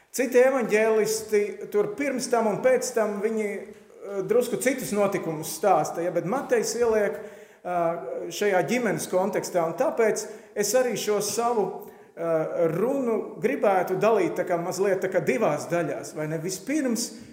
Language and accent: Latvian; Latvia